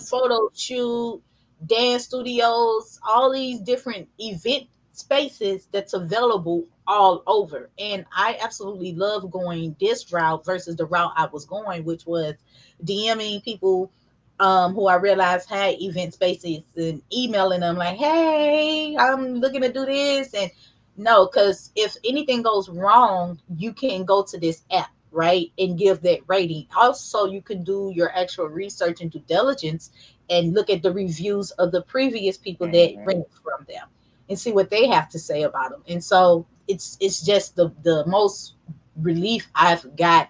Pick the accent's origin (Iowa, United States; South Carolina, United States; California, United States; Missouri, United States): Missouri, United States; St. Louis; I'm from St. Louis, so we got